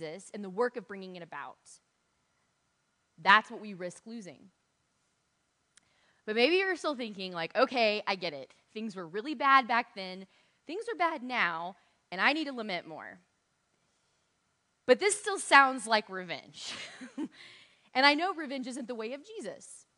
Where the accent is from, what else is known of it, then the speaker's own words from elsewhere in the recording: United States; We as American Christians in a church setting